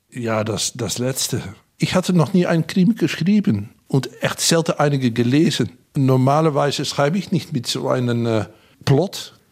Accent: Hengelo, Overijssel, Netherlands; Ich bin an der Grenze aufgewachsen, in Hengelo, in Bukelow, nähe zu Gronau und Bad Bentheim.

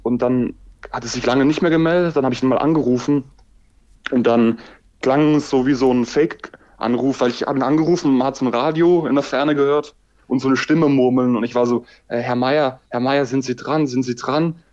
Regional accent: Styria, Austria; also born or lived in Graz; now in Jena, Germany; ich bin eigentlich ein Steirer, ein Steirer

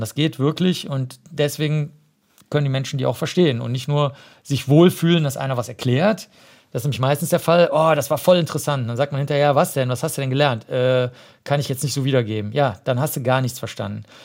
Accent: Cologne, North Rhine-Westphalia, Germany; ich bin ja Kölner

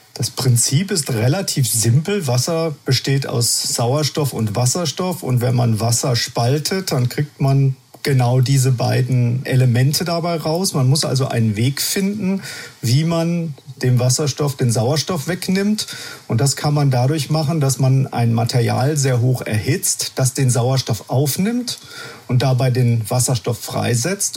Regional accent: Germany; bei uns in Deutschland

